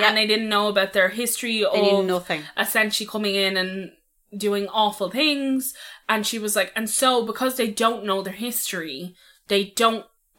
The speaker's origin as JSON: {"language": "English", "country": "United Kingdom", "tie": "born there", "said": "I was born in the United Kingdom. I don't have a Dublin accent."}